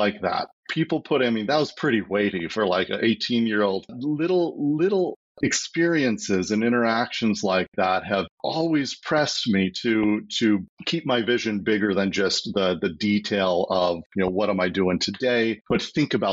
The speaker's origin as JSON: {"language": "English", "area": "ski town outside Salt Lake City", "region": "Utah", "country": "United States", "tie": "born or raised there", "said": "As a kid, I grew up in Utah in a ski town just outside of Salt Lake"}